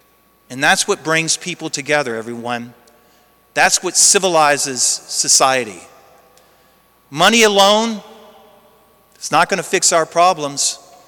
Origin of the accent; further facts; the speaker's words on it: Lake Charles, Louisiana, United States; I used to see them all the time growing up in Lake Charles.